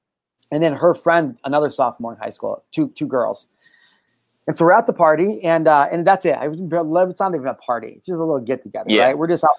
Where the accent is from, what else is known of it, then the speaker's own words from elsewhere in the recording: Midwest, United States; we're from the Midwest